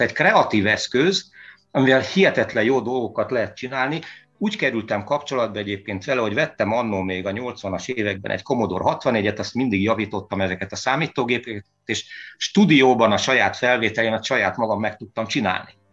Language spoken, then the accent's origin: Hungarian; Veszprém, Veszprém County, Hungary; moved away as an adult; also born or lived in Hamburg, Germany; itt születtem